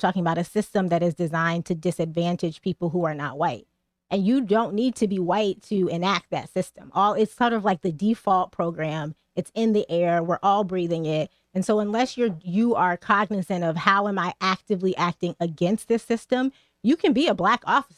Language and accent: English; Atlanta, Georgia, United States; moved away as an adult; also born or lived in New Haven, Connecticut; I went to college at Yale, so I went to college here, but I'm from Atlanta